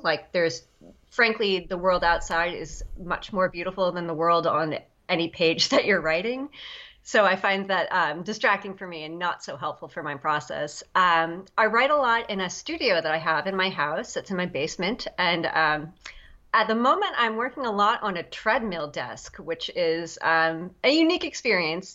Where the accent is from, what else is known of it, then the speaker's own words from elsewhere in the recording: Long Island, New York, United States; I'm from uh, Long Island, New York